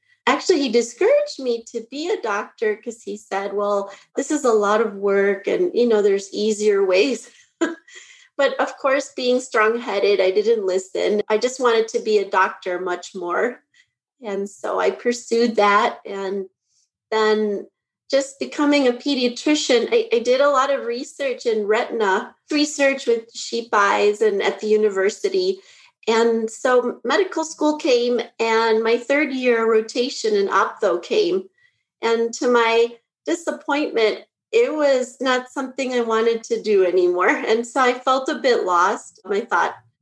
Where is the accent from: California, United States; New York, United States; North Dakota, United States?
North Dakota, United States; Bismarck; now in Naperville, United States; I actually grew up in Bismarck, North Dakota.